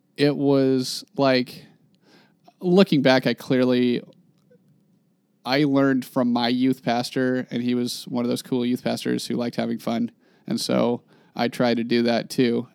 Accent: Klamath Falls, Oregon, United States; moved away as an adult; I'm from Klamath Falls, Oregon.

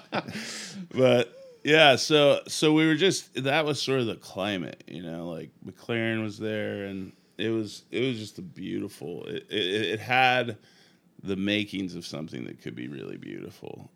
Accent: Sacramento, California, United States; moved away as an adult; now in Portland, United States; I grew up in the Bay Area in Sacramento

